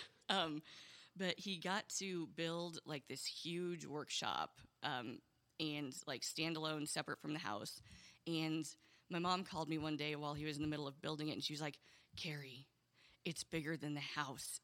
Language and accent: English; Indiana, United States; also born or lived in Oberlin, Ohio; I moved to Indiana when I was seven